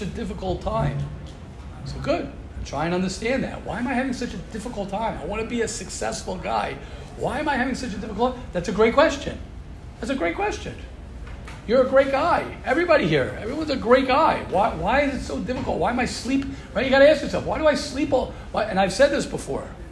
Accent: United States; I'm an American

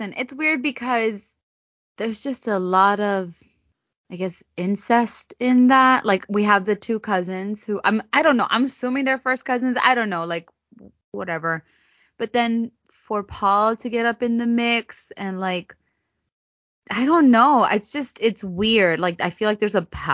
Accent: United States

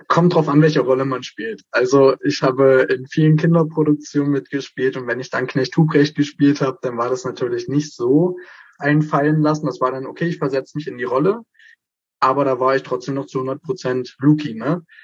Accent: Frenz, North Rhine-Westphalia, Germany; Ich bin von klein auf eigentlich in meinem Heimatdorf auf Bühnen gewesen, also auf der Frenzer Pfingstbühne.

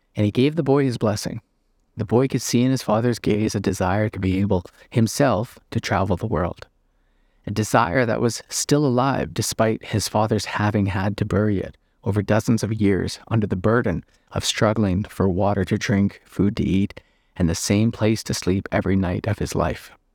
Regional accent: Northern Canada, Canada; I'm from Northern Canada

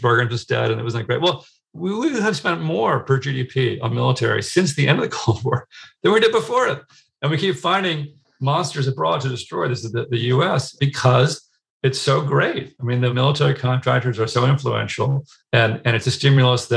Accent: United States; as an American

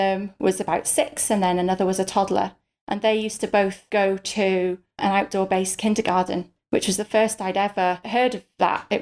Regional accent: North Wales, United Kingdom; moved away as an adult; also born or lived in Bristol; I'm from North Wales

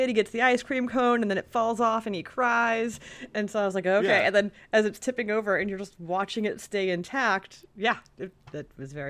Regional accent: Sacramento, California, United States; now in Los Angeles, United States; But I mean, when I grew up in Sacramento, there was one every 5 miles.

